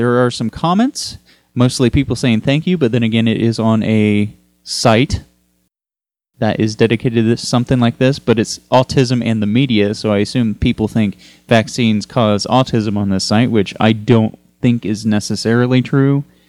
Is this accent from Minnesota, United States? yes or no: no; Texas, United States; from my home state of Texas